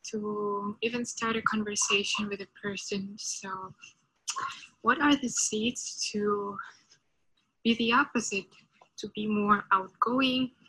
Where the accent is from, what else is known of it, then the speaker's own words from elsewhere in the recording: Tuva, Russia; I'm from Republic of Tuva in Russia.